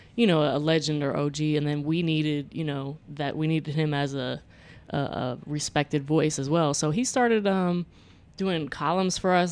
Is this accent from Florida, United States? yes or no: yes; Florida, United States; I grew up in Florida